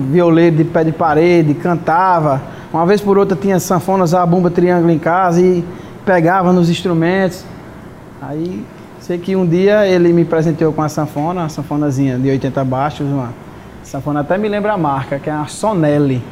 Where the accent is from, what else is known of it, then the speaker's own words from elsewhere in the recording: Catolé do Rocha, Paraíba, Brazil; now in Mossoró, Brazil; eu sou de Catolé do Rocha